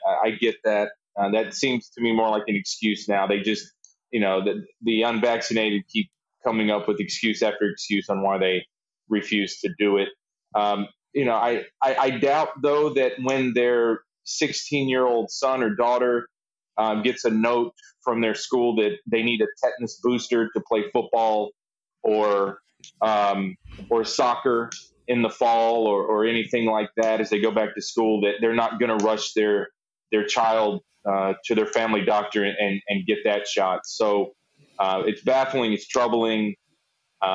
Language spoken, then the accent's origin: English; Charlotte, North Carolina, United States; moved away; I'm from the South. I grew up in the Charlotte area.